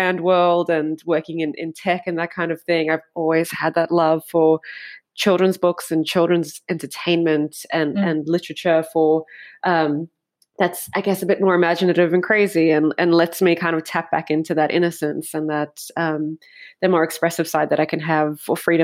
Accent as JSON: {"language": "English", "country": "South Africa", "tie": "born or raised there", "said": "I grew up in South Africa"}